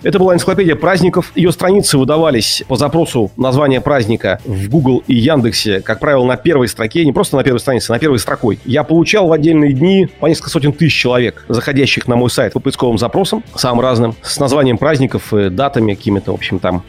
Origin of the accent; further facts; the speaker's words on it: Saint Petersburg, Russia; как петербуржец